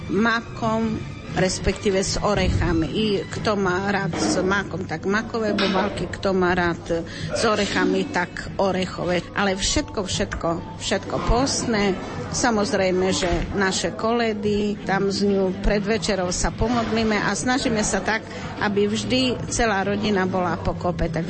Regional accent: Slovakia; moved away; A tam napríklad v tej dedine, odkiaľ ja pochádzam, z Strine, ešte aj dneska slavia podľa julianského kalendára

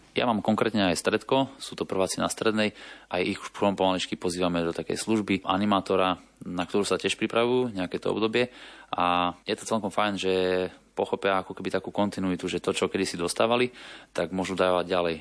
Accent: Košice, Košice Region, Slovakia; now in Bratislava, Slovakia; ja som pôvodom z Košic

